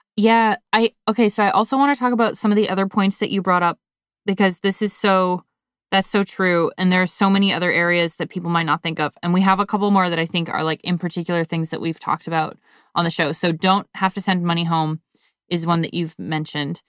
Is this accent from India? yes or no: no; Canada; growing up in Canada